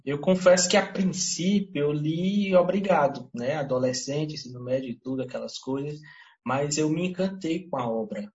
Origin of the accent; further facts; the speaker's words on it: Teresina, Piauí, Brazil; moved away as an adult; now in Serra da Ibiapaba, Brazil; eu sou piauiense, mas criado em Teresina